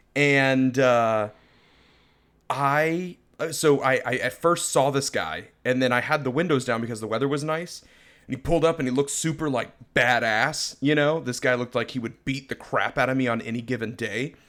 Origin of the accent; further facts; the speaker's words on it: Florida, United States; I'm a born and raised Floridian.